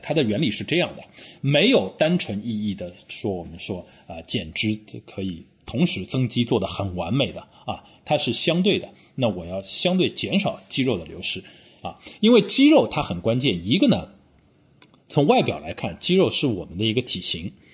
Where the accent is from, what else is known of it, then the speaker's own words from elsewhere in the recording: Shanghai, China; now in London, United Kingdom; 我们上海话叫